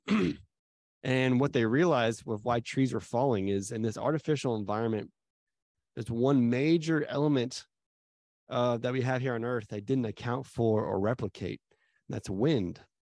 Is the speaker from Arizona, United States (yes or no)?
yes; Arizona, United States; moved away; also born or lived in Dallas; I grew up in Arizona